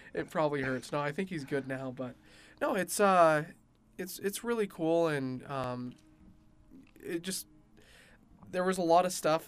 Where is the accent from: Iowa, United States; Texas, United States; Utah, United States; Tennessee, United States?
Utah, United States; I grew up in Utah County